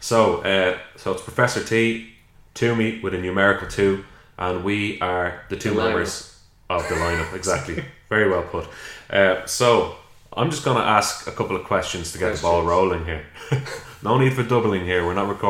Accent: Dublin, Leinster, Ireland; up in South Dublin, and we went to the same primary school.

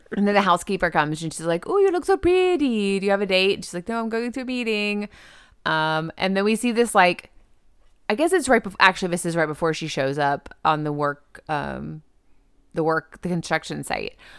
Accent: the South, United States; I'm from the South. We're in the South

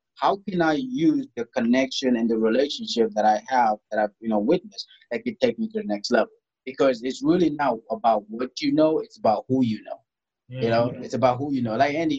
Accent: DR Congo; also born or lived in South Sudan; Growing up in Africa, I grew up in Congo. I was born in South Sudan. I grew up in Congo because we had a civil war that was happening at the time in South Sudan.

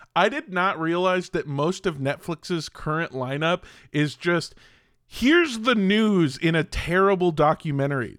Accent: Southern California, United States; growing up in Southern California in uh the time that I grew up

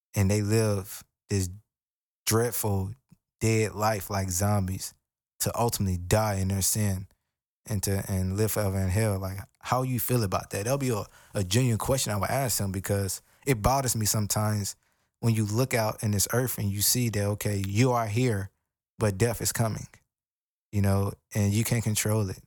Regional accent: United States; I'm African American and, you know, even growing up in, in the hood

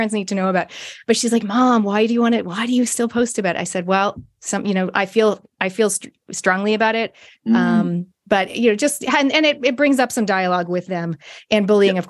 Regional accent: Toronto, Ontario, Canada; I grew up in Canada, Toronto.

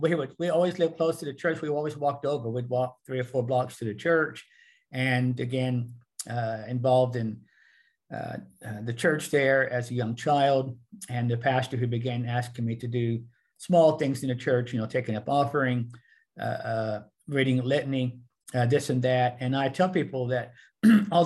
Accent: Muskogee, Oklahoma, United States; we lived in the small town of Muskogee, where I grew up in the Fife

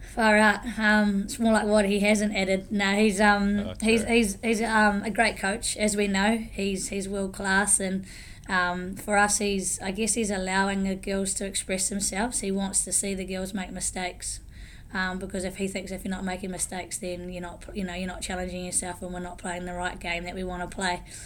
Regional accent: Taranaki, New Zealand; I'm from Taranaki, from the Neki, so grew up there.

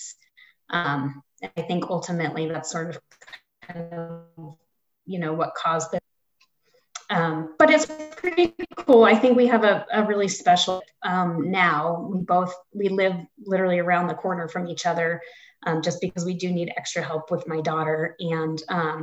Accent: East Coast, United States; now in Aurora, United States; I was from the East Coast

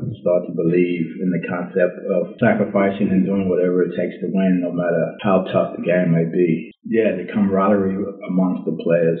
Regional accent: Inglewood, California, United States; also born or lived in South Central Los Angeles; Life at Inglewood was pretty tough, but prior to going to Inglewood High School, I lived in South Central LA.

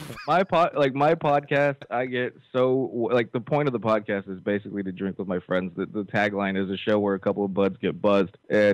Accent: California, United States; I'm from California.

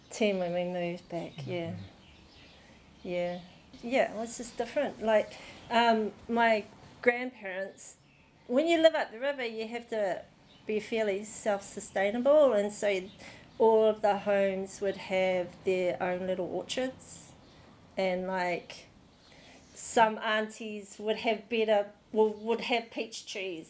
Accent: Auckland, New Zealand; I was born in Auckland

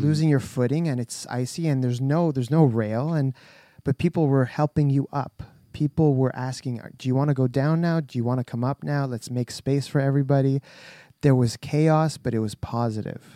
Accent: Canada; We're very Canadian

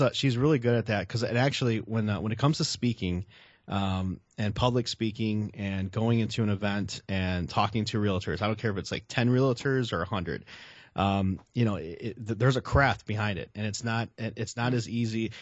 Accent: Chicago, Illinois, United States; I'm a Southsider from Chicago

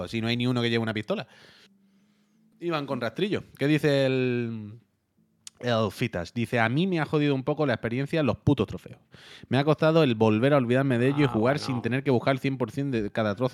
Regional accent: Teruel, Aragon, Spain; Yo soy de Teruel y de Galpamir

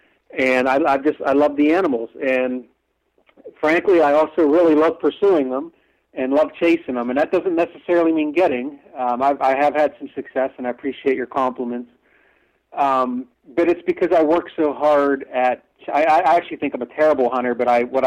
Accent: western Pennsylvania, United States; I grew up in Pennsylvania

